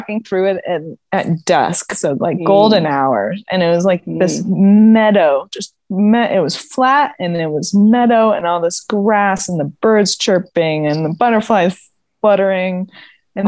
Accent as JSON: {"language": "English", "region": "Arizona", "country": "United States", "said": "I'm from Arizona"}